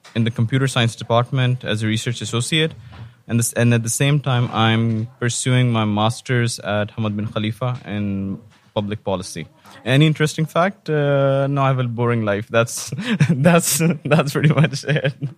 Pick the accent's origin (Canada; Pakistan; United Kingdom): Pakistan; moved away as an adult; now in Qatar; I'm from Pakistan. I moved to Qatar in 2011.